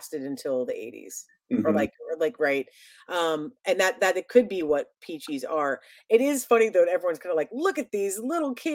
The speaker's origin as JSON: {"language": "English", "town": "Columbus", "region": "Ohio", "country": "United States", "also_born_or_lived": "Chicago", "moved": "as an adult", "said": "I'm from Ohio, in Columbus, Ohio."}